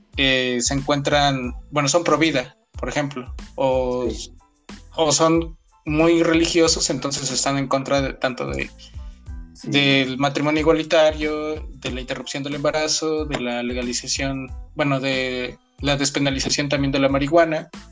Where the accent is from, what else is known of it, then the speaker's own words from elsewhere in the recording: Puebla, Mexico; yo soy de Puebla